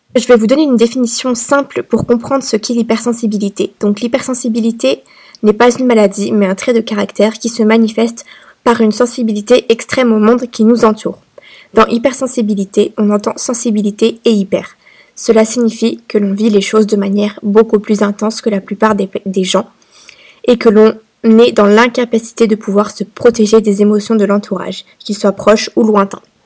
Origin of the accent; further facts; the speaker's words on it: France; moved away as an adult; now in Malta; Je suis une Française expatriée à Malte depuis 2020